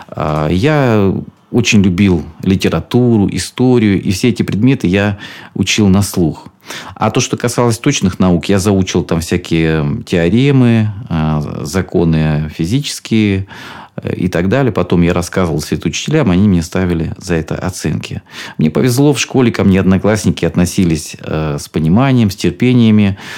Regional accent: Rostov Oblast, Russia; я из Ростовской области и люблю свой Донской край

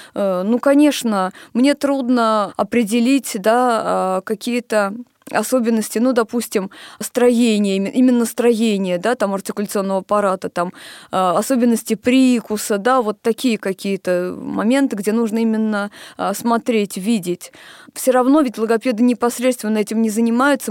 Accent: Moscow, Russia; Я родилась в Москве, поэтому мои университеты начались со специализированного

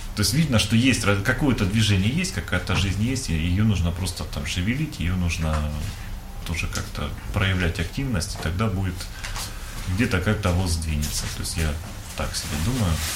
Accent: Donbas, Ukraine; moved away as an adult; also born or lived in Kharkiv, Ukraine; now in Russia; сам я из Донбасса, я учился в Харькове

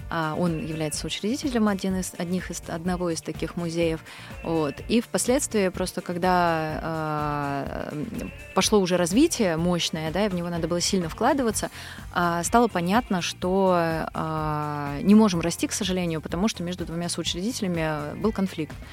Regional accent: Moscow, Russia; also born or lived in Ulan-Ude / Kamchatka; я родилась на Байкале, а, в Улан-Удэ. Я там только родилась, не жила там никогда. А, большую часть своего детства я провела на Камчатке. У меня папа военный. И лет с трех я постоянно живу в Москве

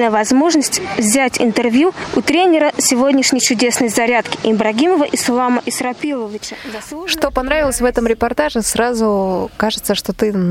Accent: Voronezh, Voronezh Oblast, Russia; Я приехала из Воронежа.

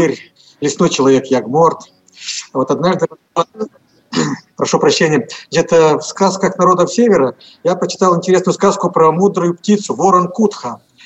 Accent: Komi Republic, Russia; я здесь родился и вырос

